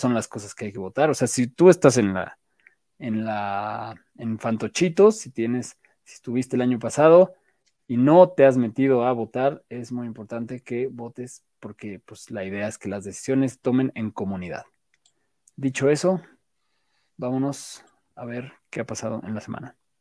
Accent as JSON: {"language": "Spanish", "region": "Mexico City", "country": "Mexico", "said": "así somos los chilangos"}